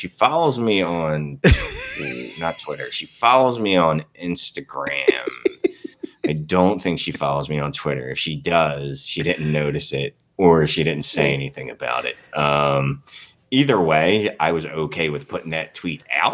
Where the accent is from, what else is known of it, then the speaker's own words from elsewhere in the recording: Canada; I'm Canadian